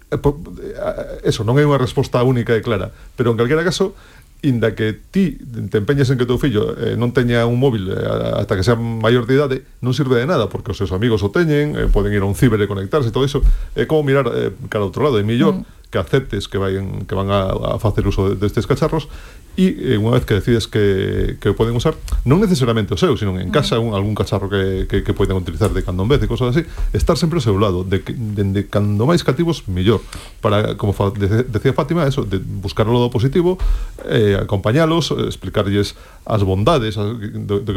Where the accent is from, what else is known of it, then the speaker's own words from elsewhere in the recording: Galicia, Spain; aproveitando que son galego